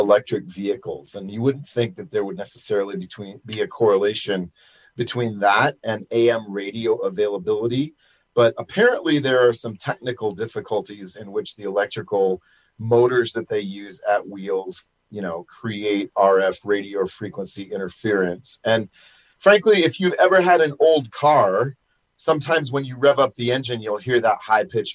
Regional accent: Iowa, United States; moved away; when I was growing up in Iowa

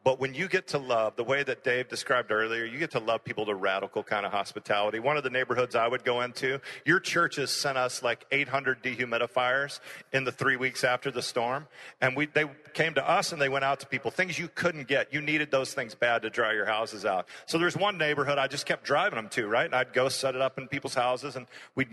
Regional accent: Houston, Texas, United States; born or raised there

